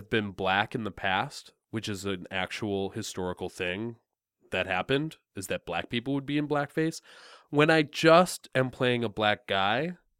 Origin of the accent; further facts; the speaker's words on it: Canada; Okay. I'm Canadian.